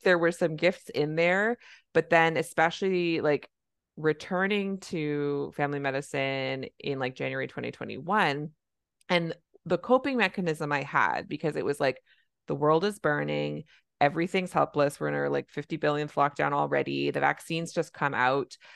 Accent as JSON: {"language": "English", "country": "Canada", "said": "I'm a Canadian family physician"}